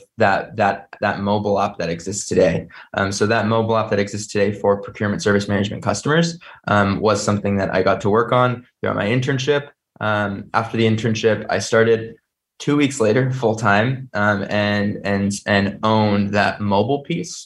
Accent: San Jose, California, United States; also born or lived in Chicago area; I was born and raised in the San Jose area

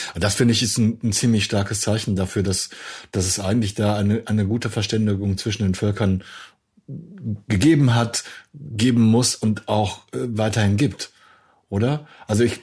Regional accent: Germany; als Deutscher

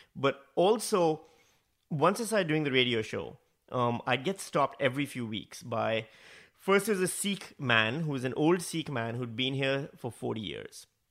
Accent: Pakistan; accent: Pakistani; moved away as an adult; also born or lived in Northam, Australia; now in Australia; my natural Pakistani accent

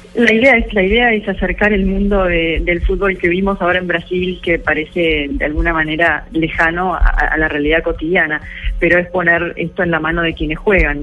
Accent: Argentina; Soy argentina

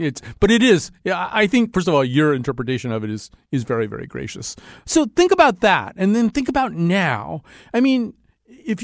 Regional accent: Connecticut, United States; I grew up in Connecticut

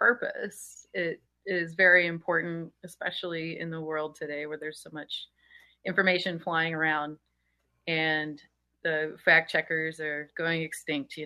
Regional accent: Denham Springs, Louisiana, United States; moved away as an adult; I'm from Baton Rouge, and it's suburb Denham Springs. I lived there until I was about 27 or so

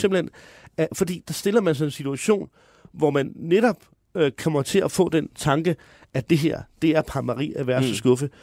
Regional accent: Høje-Taastrup, Capital Region of Denmark, Denmark; jeg kommer fra Høje Taastrup

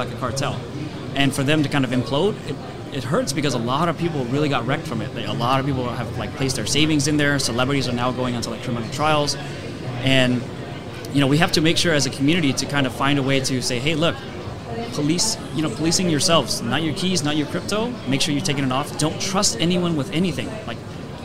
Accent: United States; I'm American. I live in the U.S.

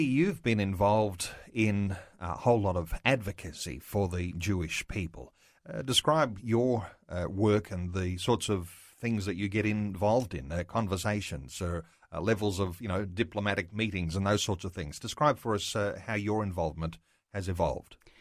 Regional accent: Australia; as Australian Christian believers

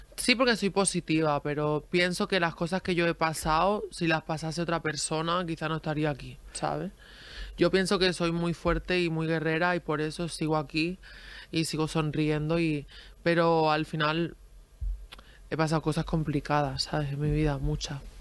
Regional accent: a village in Granada, Andalusia, Spain; also born or lived in Girona, Catalonia; yo nací en Gerona, pero me he criado, me criado en, un pueblo de Granada

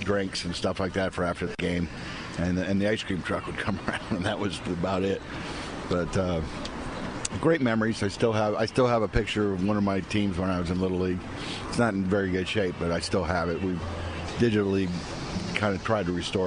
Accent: Miami, Florida, United States; I was growing up in Miami and in the Kendall area

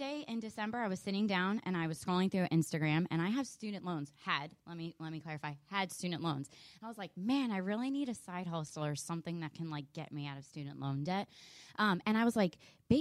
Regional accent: New Jersey, United States; moved away as an adult; now in Richmond, United States; I grew up in New Jersey, and I went to Rutgers

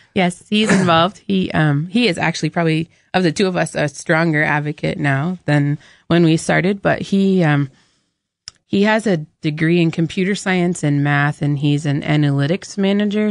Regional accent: New Hampshire, United States; we, we grew up in New Hampshire

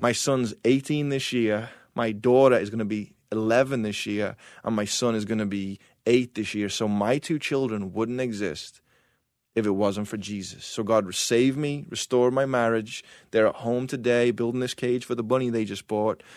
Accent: England, United Kingdom; now in United States; as an English person

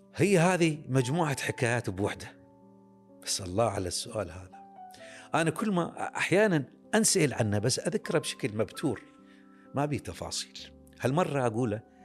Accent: Iraq; عندنا بالعراق

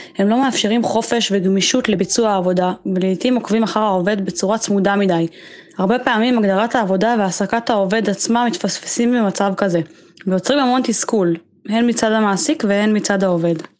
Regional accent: Israel; אנחנו כישראלים

